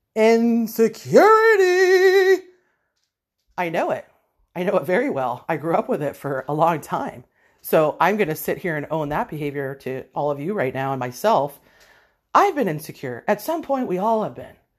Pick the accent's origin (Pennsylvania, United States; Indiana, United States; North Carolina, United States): Pennsylvania, United States; Erie; born or raised there